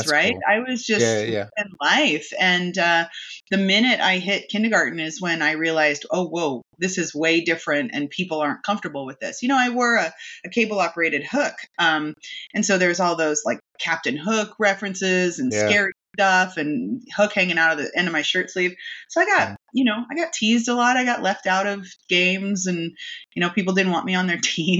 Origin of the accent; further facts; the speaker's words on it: Spokane, Washington, United States; moved away as an adult; also born or lived in California / Texas; I grew up in Spokane, yeah. And then I moved around. I lived in California and Texas and back to California. And then I came back to Spokane and I've been here ever since